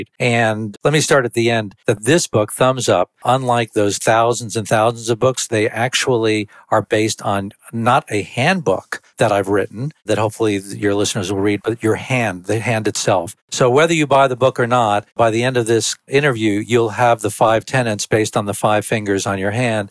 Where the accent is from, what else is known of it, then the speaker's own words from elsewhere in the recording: New York City, New York, United States; moved away as an adult; now in Atlanta, United States; I'm from New York City. I had the blessing of coming to Atlanta about 30 years ago